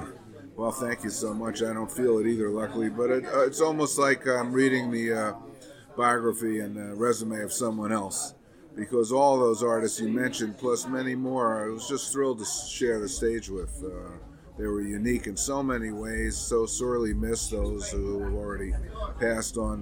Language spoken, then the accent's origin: English; New York, United States; my hometown